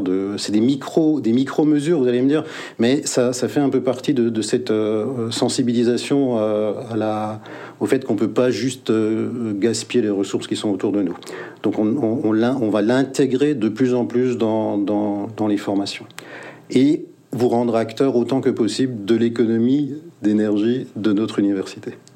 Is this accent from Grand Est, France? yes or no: yes; Mulhouse, Grand Est, France; je suis né à Mulhouse